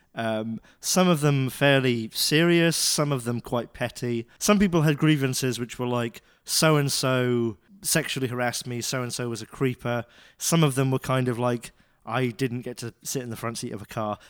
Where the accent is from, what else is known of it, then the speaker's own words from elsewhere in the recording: United Kingdom; moved away; I'm British